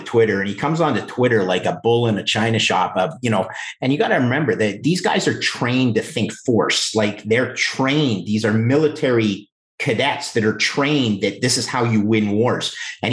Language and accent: English; Canada; as a Canadian